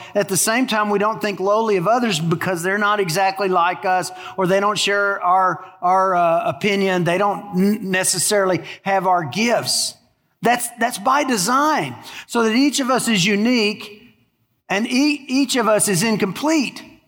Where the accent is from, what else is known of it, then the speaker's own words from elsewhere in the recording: Texas, United States; moved away as an adult; now in Louisiana, United States; I grew up in Texas